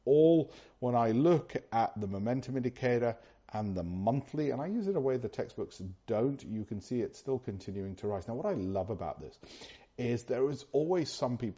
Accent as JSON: {"language": "English", "country": "United Kingdom", "said": "being British, as I am"}